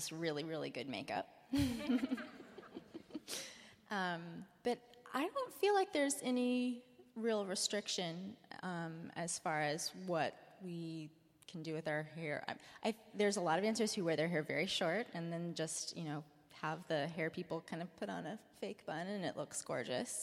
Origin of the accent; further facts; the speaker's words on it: North Carolina, United States; now in San Francisco, United States; I'm from North Carolina